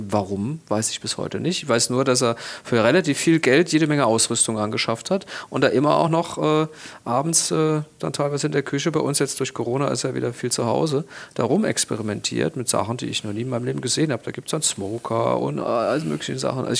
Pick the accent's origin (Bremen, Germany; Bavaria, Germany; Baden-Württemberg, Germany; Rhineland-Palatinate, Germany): Rhineland-Palatinate, Germany; Winningen; Also ich komme ja aus Winningen, da sind ja sehr viele